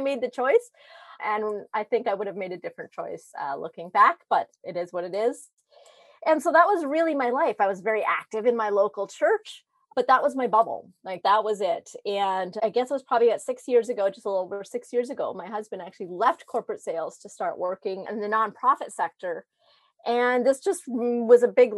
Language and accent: English; Northern Ontario, Canada; I grew up in a very small remote town in Northern Ontario. I am Canadian